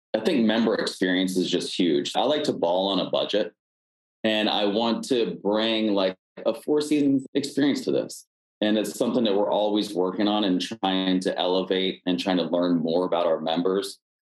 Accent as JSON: {"language": "English", "region": "Pennsylvania", "country": "United States", "moved": "yes", "lives_now": "Washington, D.C., United States", "said": "I'm originally from Pennsylvania"}